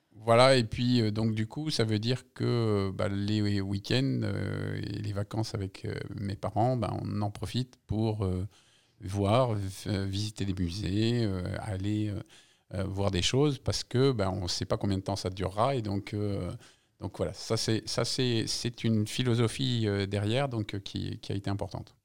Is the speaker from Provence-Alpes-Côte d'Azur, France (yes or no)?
no; Paris, Île-de-France, France; born or raised there; also born or lived in Algeria